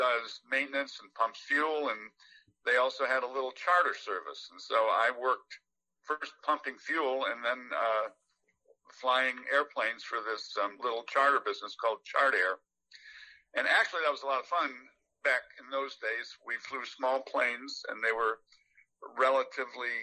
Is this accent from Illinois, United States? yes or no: no; Lowville, New York, United States; moved away as an adult; now in Ithaca, United States; I grew up in Lowville, New York